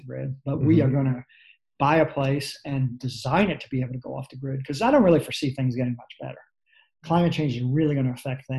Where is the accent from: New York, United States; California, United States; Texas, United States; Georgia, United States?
New York, United States; New York City; I grew up in New York City in the Bronx